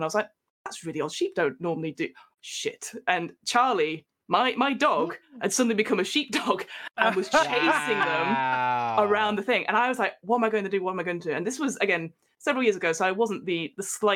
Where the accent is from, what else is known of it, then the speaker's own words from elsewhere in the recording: Manchester, North West England, United Kingdom; moved away; originally I come from up north, so Manchester in the UK, so the northwest of England. And my parents live near a little place called Burnley